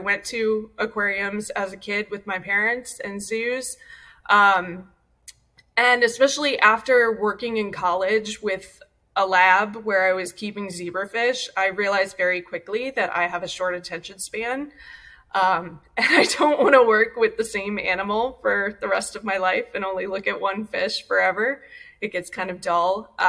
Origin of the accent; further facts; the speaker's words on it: Ohio, United States; now in Long Beach, United States; I grew up in Ohio.